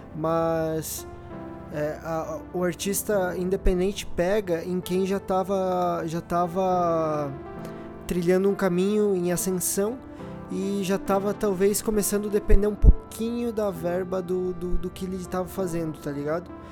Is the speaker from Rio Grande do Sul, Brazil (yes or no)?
yes; Rio Grande do Sul, Brazil; now in São Paulo, Brazil; sou do Rio Grande do Sul